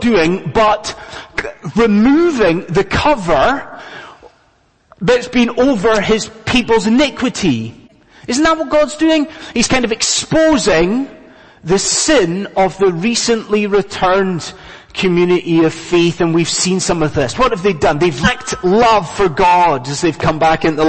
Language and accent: English; Scotland, United Kingdom; moved away as an adult; now in London, United Kingdom; I'm a Scotsman, and us Scots